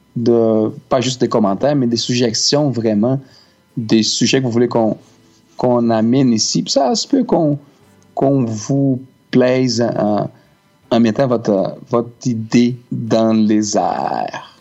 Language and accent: French; Brazil; French is a second language; now in Canada; on est brésilien